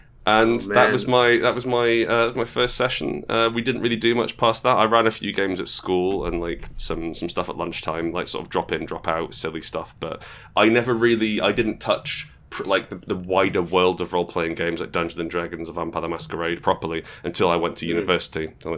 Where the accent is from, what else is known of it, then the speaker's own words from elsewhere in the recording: Portugal; I grew up in Portugal. I grew up in... {S1} Okay. {S2} I grew up in, it was a very English... predominantly English-speaking community I was